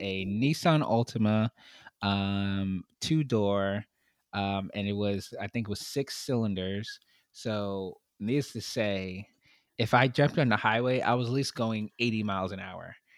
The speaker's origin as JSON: {"language": "English", "town": "New York City", "region": "New York", "country": "United States", "tie": "born or raised there", "said": "I grew up in Brooklyn, in New York City"}